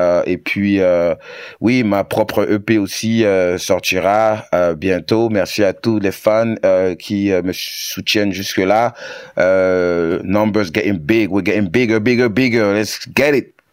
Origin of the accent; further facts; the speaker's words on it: Douala, Littoral, Cameroon; also born or lived in Yaoundé / Lolodorf; Euh, je suis camerounais d'origine. J'ai grandi euh, à Douala. J'ai aussi fait d'autres villes comme Yaoundé et Lolodorf, par exemple.